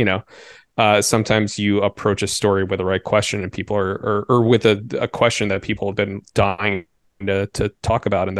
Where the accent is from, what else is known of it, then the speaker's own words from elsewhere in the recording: Bethesda, Maryland, United States; now in Chicago, United States; I grew up in the suburbs of DC. I grew up in Bethesda, Maryland, which is just over right the border.